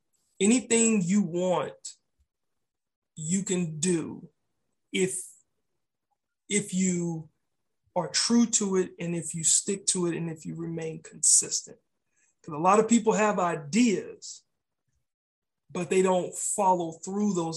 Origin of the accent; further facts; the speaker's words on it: Austin, Texas, United States; my hometown, Austin, Texas